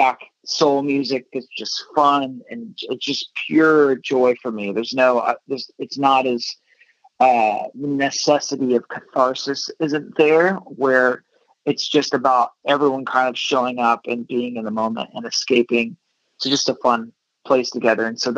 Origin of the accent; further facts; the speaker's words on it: Dublin, Texas, United States; also born or lived in Fort Worth, Texas; now in Los Angeles, United States; I'm from Dublin